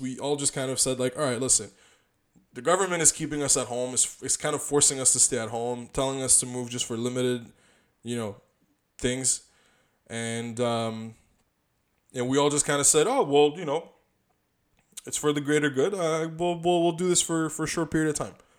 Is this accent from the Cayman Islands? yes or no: no; Canada; we're from Canada